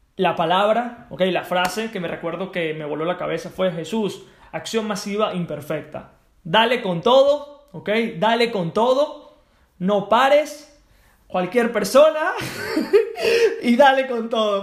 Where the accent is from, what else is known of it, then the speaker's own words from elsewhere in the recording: Venezuela; Yo soy de Venezuela.